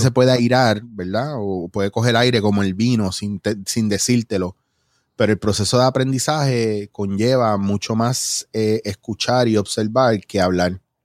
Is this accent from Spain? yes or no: no; Mayagüez, Puerto Rico; also born or lived in New York / Ponce / Cabo Rojo / San Germán; cuando yo vengo de Nueva York, bien chiquitito, yo me crio en Ponce. Y fue cuando entré a primero, primero, segundo grado, que entonces ya estaba en Mayagüez